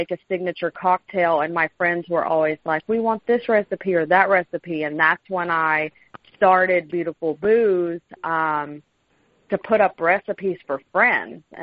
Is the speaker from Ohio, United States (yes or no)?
no; North Carolina, United States; now in Seattle, United States; I'm from North Carolina